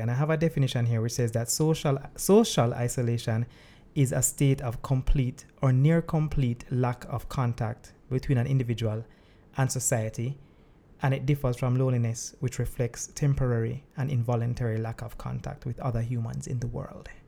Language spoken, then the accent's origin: English; Saint Andrew, Jamaica; The lovely parish of Saint Andrew. Ah, that's good. I am too. Uh, born and bred